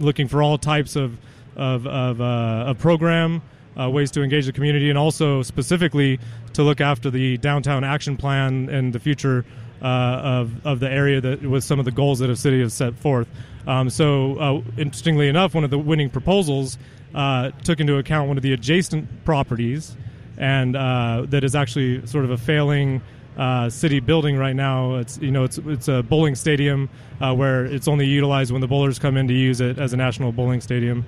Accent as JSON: {"language": "English", "town": "Reno", "region": "Nevada", "country": "United States", "tie": "born or raised there", "said": "born and raised in Reno"}